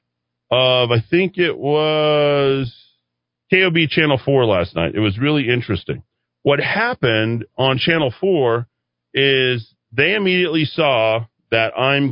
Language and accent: English; New Mexico, United States; also born or lived in Nevada; I'm obviously from New Mexico, but we lived in Nevada